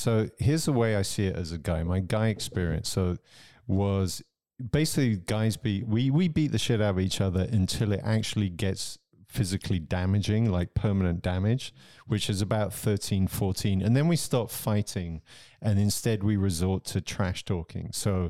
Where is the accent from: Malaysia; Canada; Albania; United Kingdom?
United Kingdom; England; now in Switzerland; I grew up in England